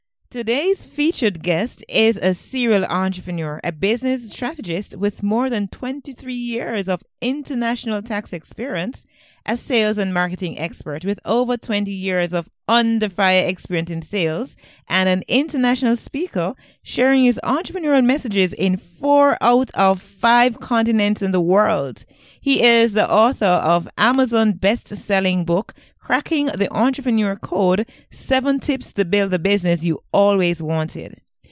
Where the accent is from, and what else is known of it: Jamaica